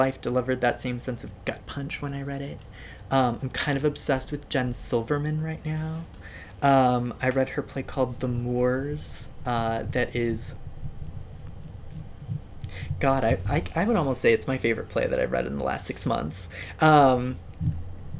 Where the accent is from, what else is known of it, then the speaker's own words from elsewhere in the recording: Southern California, United States; now in Seattle, United States; growing up in Southern California